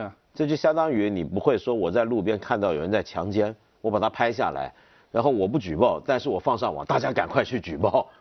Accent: China; 按照我们中国的想法

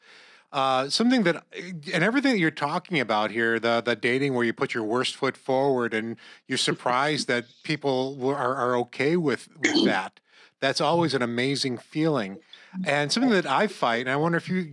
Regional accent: Corning, New York, United States; also born or lived in North Carolina; I'm from Corning, New York

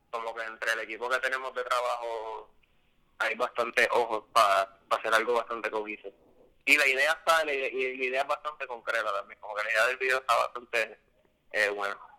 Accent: San Diego, California, United States; Yo, cuando era chiquito, vivía en Diego y como que usaba mucha jerga

